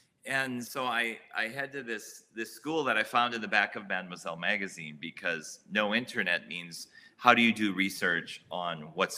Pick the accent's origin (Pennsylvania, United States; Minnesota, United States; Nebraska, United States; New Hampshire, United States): Minnesota, United States; St. Paul; now in Brooklyn, United States; But I'm originally from St. Paul, Minnesota.